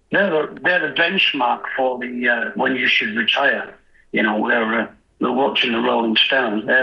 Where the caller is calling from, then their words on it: Yorkshire and the Humber, United Kingdom; I'm coming in from Yorkshire in England.